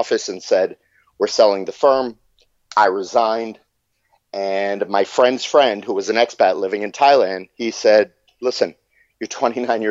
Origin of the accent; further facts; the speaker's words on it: Fort Lauderdale, Florida, United States; also born or lived in Michigan; I was born in Michigan. We moved to Fort Lauderdale when I was three. And my dad was a Fort Lauderdale cop